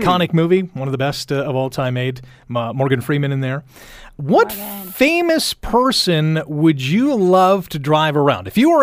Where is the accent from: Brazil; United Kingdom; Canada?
Canada; Toronto, Ontario; moved away as an adult; also born or lived in Alberta; now in Hamilton, Canada; I grew up in Toronto